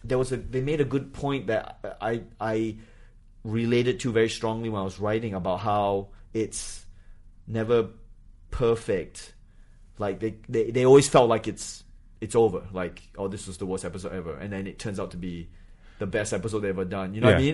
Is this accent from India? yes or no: no; Malaysia; born there; also born or lived in New Hampshire; I was born in Malaysia, and then my parents went to college very late in life.